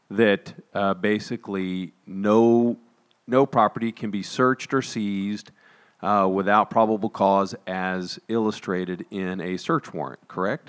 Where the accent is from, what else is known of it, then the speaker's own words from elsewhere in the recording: Texas, United States; we're from Texas